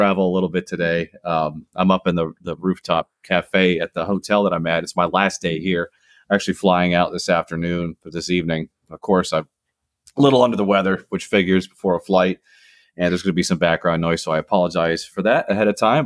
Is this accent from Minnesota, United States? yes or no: yes; northern Minnesota, United States; moved away as an adult; also born or lived in Florida / Washington, D.C. / the Carolinas; I grew up in northern Minnesota, which is kind of up by Canada. And then I left at 18